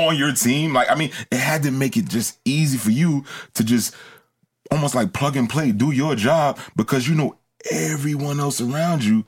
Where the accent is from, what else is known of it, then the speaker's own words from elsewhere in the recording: New York, United States; also born or lived in Georgia; I grew up in New York